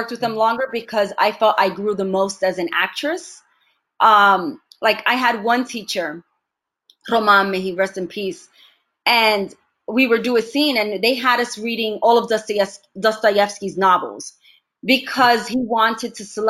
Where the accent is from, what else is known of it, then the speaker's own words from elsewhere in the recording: Bronx, New York, United States; accent: New York Bronx Latina; My accent was very thick. It was a very New York, Bronx, Latina accent.